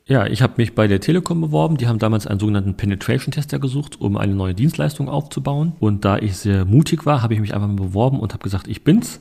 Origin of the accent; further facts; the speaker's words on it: Berlin, Germany; ich bin in Neukölln groß geworden, muss man wissen, in Rixdorf